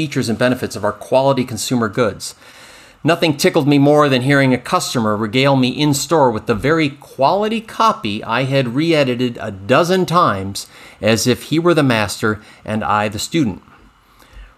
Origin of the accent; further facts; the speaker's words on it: Finger Lakes, New York, United States; I grew up in the Finger Lakes